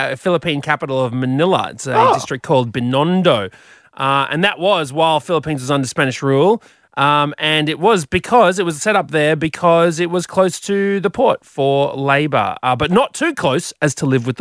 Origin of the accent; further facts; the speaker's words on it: Brisbane, Queensland, Australia; moved away as an adult; now in Sydney, Australia; growing up in Brisbane